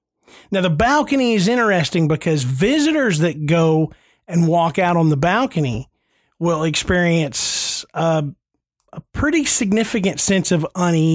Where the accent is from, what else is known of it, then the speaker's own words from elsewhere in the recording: the South, United States; hey, I'm from the South.